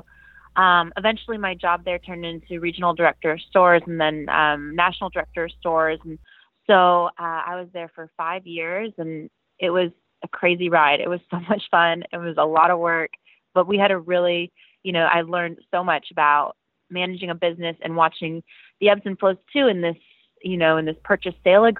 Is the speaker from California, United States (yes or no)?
no; Atlanta, Georgia, United States; moved away as an adult; also born or lived in Virginia; I grew up in the Atlanta area. I grew up in the suburbs of Atlanta